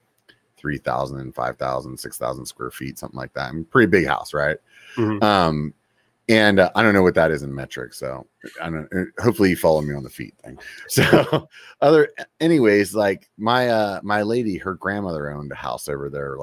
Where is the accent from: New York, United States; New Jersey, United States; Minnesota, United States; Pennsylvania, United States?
Pennsylvania, United States; now in California, United States; I'm from Pennsylvania originally, so it snows and stuff there during the winter